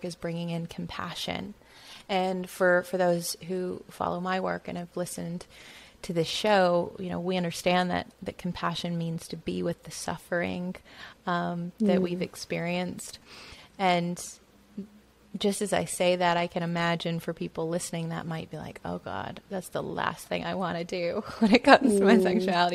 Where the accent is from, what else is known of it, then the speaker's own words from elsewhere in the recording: Bible Belt, the South, United States; growing up in the South in the Bible Belt